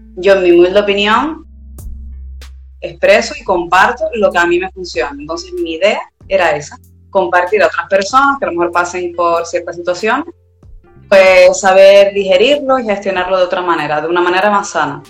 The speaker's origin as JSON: {"language": "Spanish", "area": "Tenerife", "region": "Canary Islands", "country": "Spain", "said": "De Tenerife, Canarias, España al lado de África"}